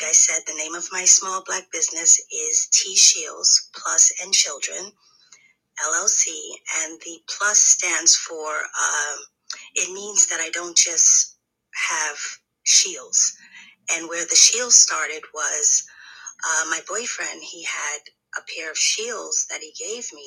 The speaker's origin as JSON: {"language": "English", "town": "New York City", "region": "New York", "country": "United States", "said": "I'm from Brooklyn, New York"}